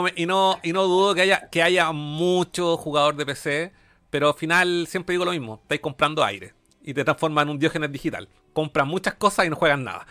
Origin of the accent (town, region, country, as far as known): Chile